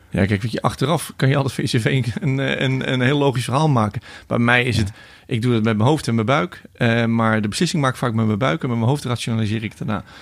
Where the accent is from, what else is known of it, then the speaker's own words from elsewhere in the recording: a small village just south of Rotterdam, South Holland, Netherlands; waar ik geboren ben. Een klein dorpje net onder Rotterdam